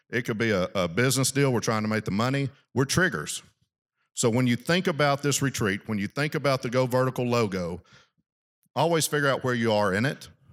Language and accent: English; South Arkansas, United States; I grew up in South Arkansas